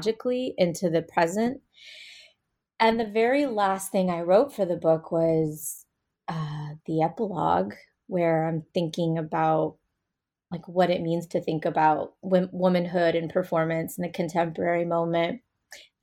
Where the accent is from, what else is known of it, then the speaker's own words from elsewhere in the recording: United States; as an Indian American, as a Brahmin woman, as somebody who's located in a U.S. Academy setting